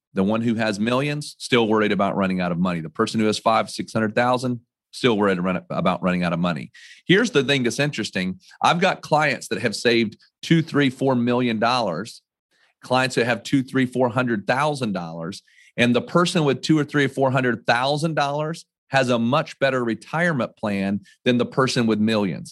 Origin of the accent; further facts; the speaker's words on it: North Carolina, United States; also born or lived in New York / Connecticut; I was born and raised in North Carolina